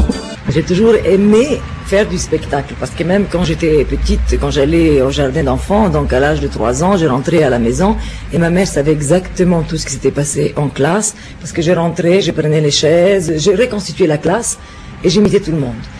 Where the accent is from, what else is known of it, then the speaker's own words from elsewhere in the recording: Cairo, Cairo Governorate, Egypt; moved away as an adult; now in France; je suis né en Égypte, au Caire exactement, et là-bas, d'une famille italienne du Sud.